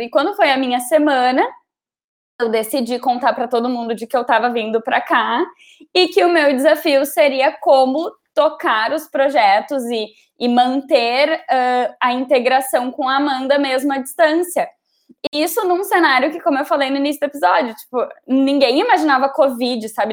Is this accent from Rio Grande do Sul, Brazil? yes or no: yes; Gravataí, Rio Grande do Sul, Brazil; also born or lived in Porto Alegre; voltar para minha cidade natal, que é Gravataí